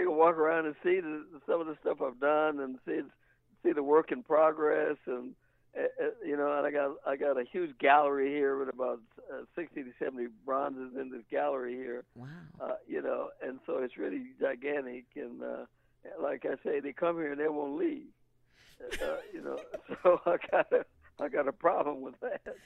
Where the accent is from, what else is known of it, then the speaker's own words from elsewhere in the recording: Kansas City, Kansas, United States; moved away as an adult; now in Denver, United States; I'm from Kansas City